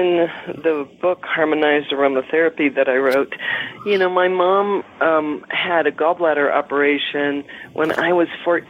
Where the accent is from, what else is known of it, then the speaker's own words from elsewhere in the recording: Colorado, United States; also born or lived in Crestone, Colorado / Virgin Islands / Victoria, British Columbia; I'm from Colorado, though, and I've lived all over the western slope in the mountains of Colorado, but this is more in the central south area. It's just about 2.5 hours north of Santa Fe, New Mexico.